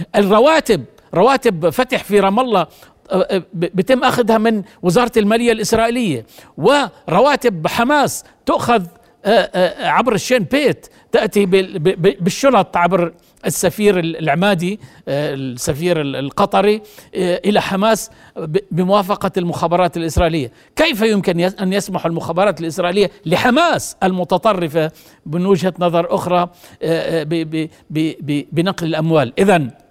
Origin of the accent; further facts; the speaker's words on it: Jordan; أنا كمواطن أردني